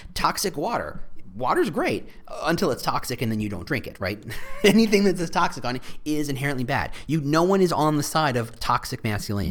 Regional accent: Chicago, Illinois, United States; as a Chicagoan

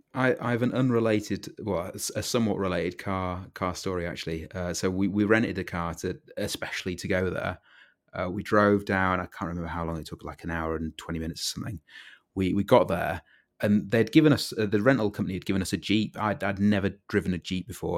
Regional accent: United Kingdom; as a Brit

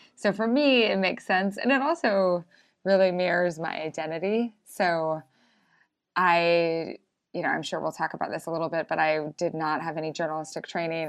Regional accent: Idaho, United States; also born or lived in Brooklyn; now in Missoula, United States; I was from Idaho

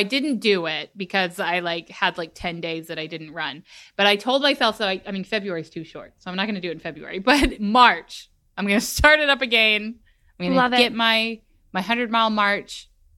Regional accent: Texas, United States; I am a Texan through and through

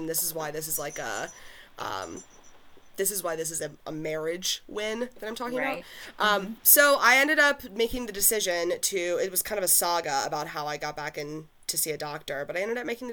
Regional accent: Pennsylvania, United States; accent: southern; moved away; I'm definitely coming from Pennsylvania.

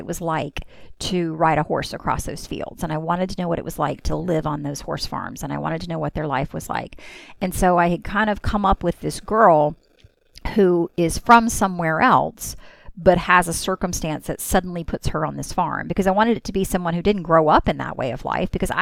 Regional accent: Mississippi, United States; now in Orlando, United States; I'm from Mississippi, and I also have family in Pensacola, Florida. And so since we moved to Orlando

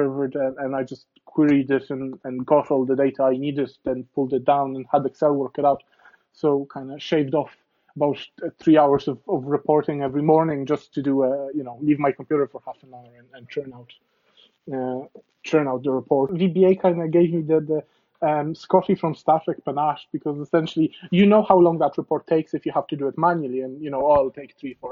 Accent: Poland; English is a second language; moved away as an adult; now in Ireland; I was born in Poland and I've only come to Ireland when I was 18.

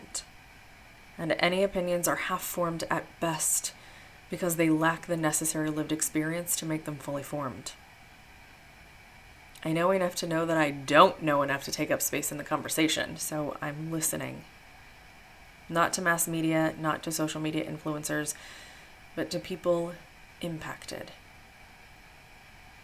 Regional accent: Midwest, United States; I grew up in the Midwest and was raised Christian

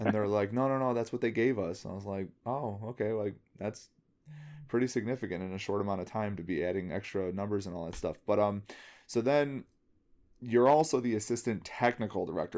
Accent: Bridgeview, Illinois, United States; I grew up in Bridgeview.

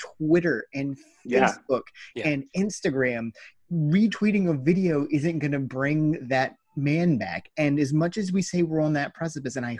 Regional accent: United States; we're fucking American

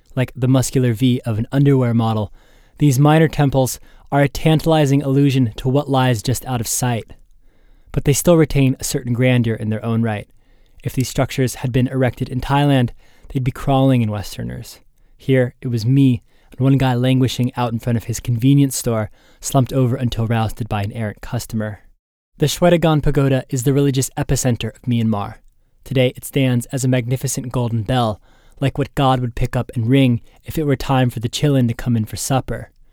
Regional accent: United States; I was from the United States.

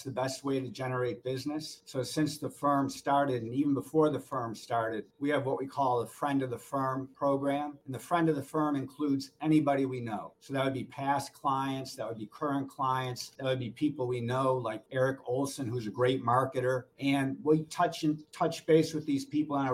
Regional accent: Norfolk, Virginia, United States; I'm from Norfolk, Virginia

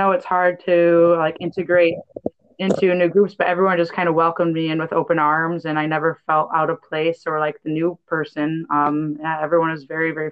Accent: Upper Peninsula of Michigan, United States; moved away as an adult; also born or lived in Colorado; now in Bellingham, United States; I'm originally from the Upper Peninsula of Michigan, so lived on the Great Lakes, my whole life growing up

